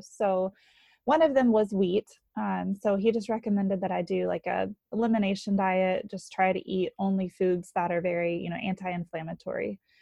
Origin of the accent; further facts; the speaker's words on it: North Carolina, United States; moved away as an adult; now in New Hampshire, United States; I grew up in North Carolina.